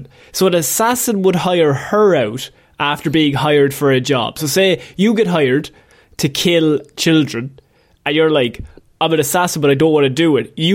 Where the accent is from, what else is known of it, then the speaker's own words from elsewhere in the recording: Ireland; We're Irish